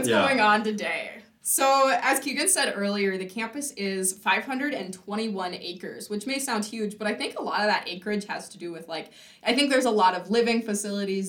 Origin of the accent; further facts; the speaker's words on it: California, United States; moved away as an adult; now in Grand Forks, United States; since I'm from California